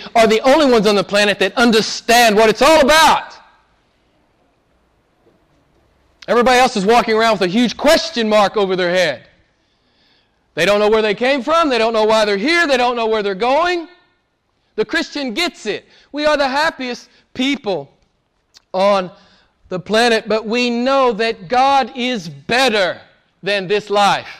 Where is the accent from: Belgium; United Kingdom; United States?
United States; moved away; I'm from the States, I grew up in the States, and went to seminary in the States